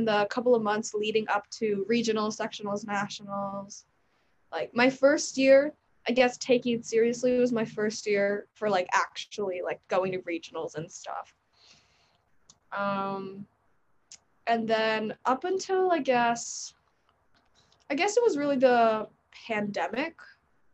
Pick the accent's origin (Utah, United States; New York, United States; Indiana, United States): New York, United States; I'm 17. I'm from New York